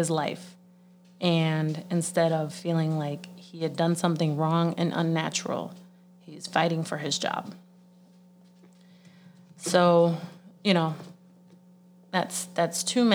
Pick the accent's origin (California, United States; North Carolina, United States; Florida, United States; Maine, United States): Florida, United States; I'm from Florida